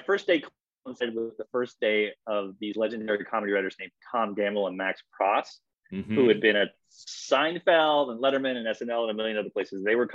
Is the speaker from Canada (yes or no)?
yes; Canada; moved away as an adult; now in United States; I'm Canadian. I'm a small town Canadian.